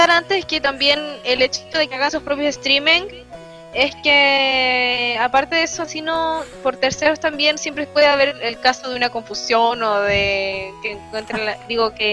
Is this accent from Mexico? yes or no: no; Chile; que somos chilenos, como que no, no vale.